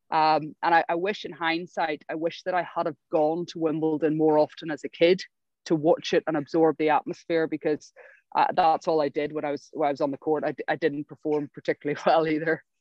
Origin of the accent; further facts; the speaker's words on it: Ireland; moved away as an adult; also born or lived in Berkeley, California; now in United Kingdom; as an Irish tennis player